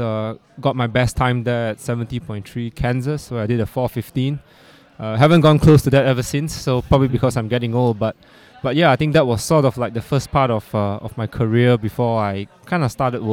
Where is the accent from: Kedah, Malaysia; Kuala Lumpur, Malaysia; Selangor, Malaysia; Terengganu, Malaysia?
Kuala Lumpur, Malaysia; I'm from Kuala Lumpur, Malaysia